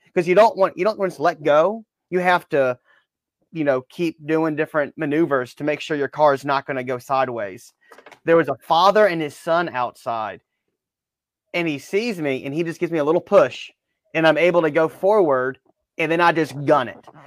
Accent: Baton Rouge, Louisiana, United States; moved away; also born or lived in Alabama; growing up in Baton Rouge

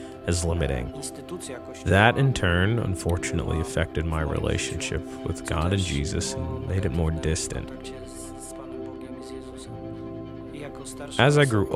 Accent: Poland; English is a second language; moved away as an adult; now in Statesboro, United States; My experience with the church began when I was growing up in Poland

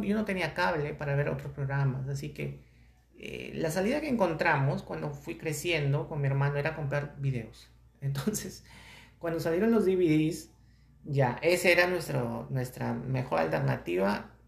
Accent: Peru; en mi país donde estoy

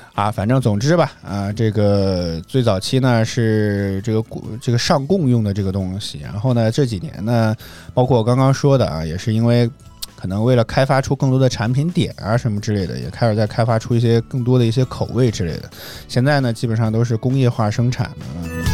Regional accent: northern China, China; 作为一个北方人

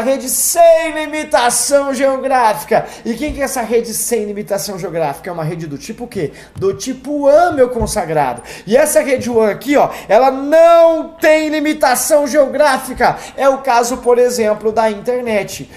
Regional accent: Campo Grande, Mato Grosso do Sul, Brazil; moved away; eu morava em Campo Grande, Mato Grosso do Sul, que é minha terra natal

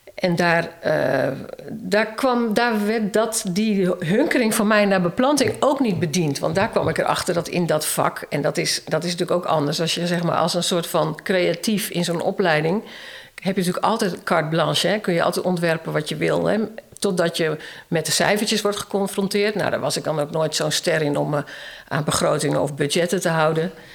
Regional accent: Emmeloord, Flevoland, Netherlands; moved away as an adult; also born or lived in Utrecht / Zeewolde; ik kom uit Emmeloord

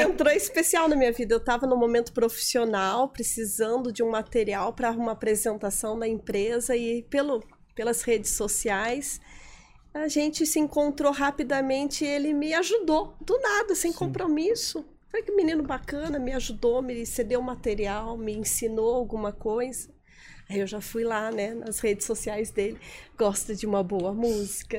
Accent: Fartura, São Paulo, Brazil; moved away as an adult; now in Florianópolis, Brazil; Eu sou do interior de São Paulo. Nasci numa cidade pequenininha que eu amo muito, chama Fartura

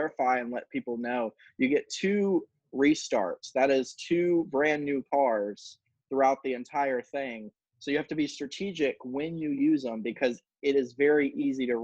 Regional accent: Daytona Beach, Florida, United States; I grew up in Daytona

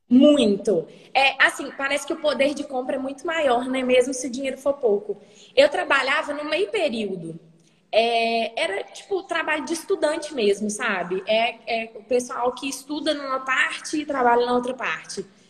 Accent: Guarani, Minas Gerais, Brazil; born or raised there; also born or lived in Hackensack, New Jersey, United States; now in Juiz de Fora, Brazil

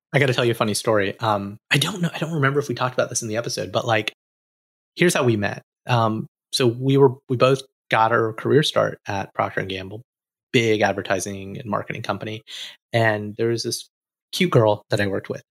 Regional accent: Alabama, United States; moved away; an Indian American boy who came from Alabama with a banjo on my knee

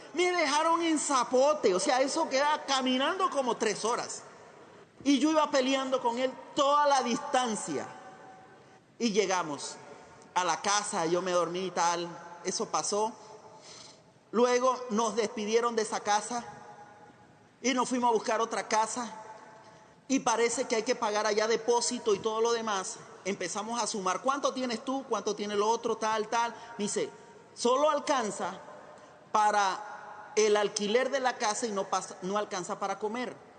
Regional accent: Chiriquí, Panama; moved away as an adult; also born or lived in Costa Rica; nací en Panamá

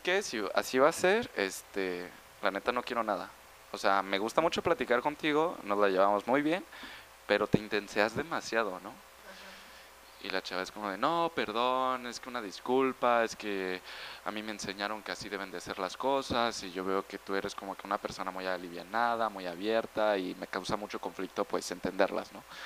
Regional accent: Mexico

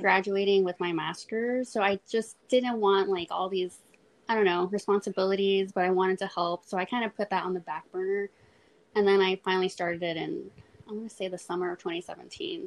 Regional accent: Corpus Christi, Texas, United States; I'm from Corpus

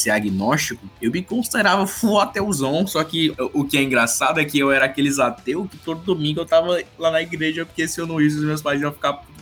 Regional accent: Pernambuco, Brazil; Você tá falando que a cidade que eu vim lá de Pernambuco, ela tinha 110 mil, era uma, era uma cidade até rica

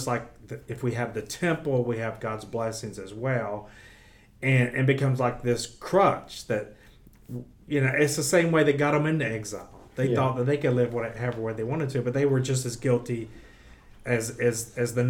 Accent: United States; we've been born in America

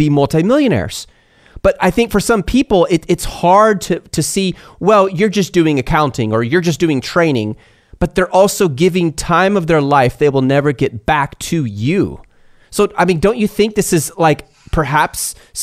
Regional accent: United States; I'm an American

